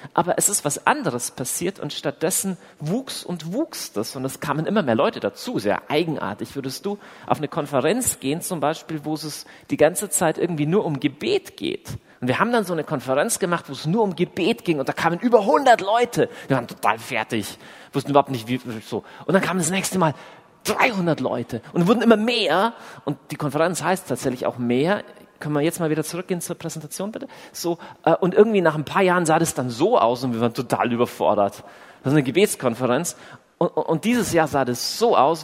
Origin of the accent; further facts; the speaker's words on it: Southern Germany, Germany; accent: southern; also born or lived in Augsburg; wo ich herkomme, dann kann man, also zum einen hört ihr das schon, dass ich aus dem tiefen, äh, wilden Süden komme